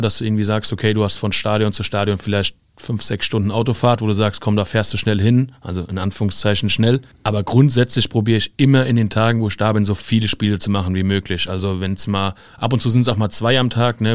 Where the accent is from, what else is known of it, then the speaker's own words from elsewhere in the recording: Limburg an der Lahn, Hesse, Germany; In Limburg an der Lahn